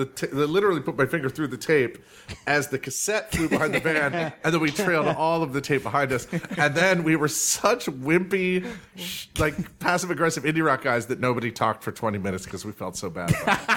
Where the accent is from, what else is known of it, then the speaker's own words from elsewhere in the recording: Ohio, United States; But growing up in Ohio was a weird thing